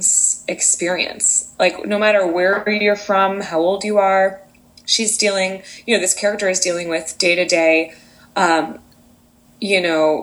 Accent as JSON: {"language": "English", "town": "Wichita", "region": "Kansas", "country": "United States", "tie": "born or raised there", "said": "an amazing regional theater called Music Theater of Wichita that I grew up with in my hometown"}